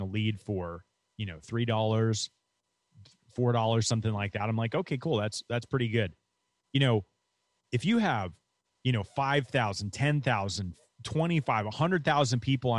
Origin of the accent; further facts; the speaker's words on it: New York, United States; moved away as an adult; also born or lived in Florida; I grew up in New York and I went to Florida to go to college.